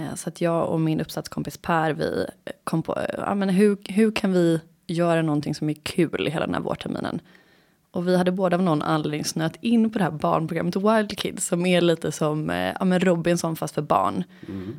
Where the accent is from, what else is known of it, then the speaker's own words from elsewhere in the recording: Gothenburg, Västra Götaland, Sweden; moved away as an adult; also born or lived in England / Skåne; now in Stockholm, Sweden; jag är born and raised i Göteborg. Flyttade hemifrån när jag var 18